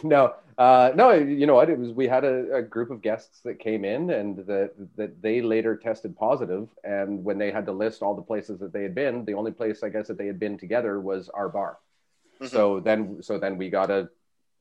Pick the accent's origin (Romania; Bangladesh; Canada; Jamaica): Canada; Aldergrove, British Columbia; I grew up in Aldergrove